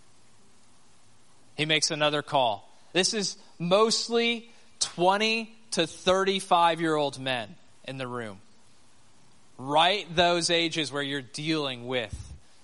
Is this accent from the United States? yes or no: yes; United States; As the American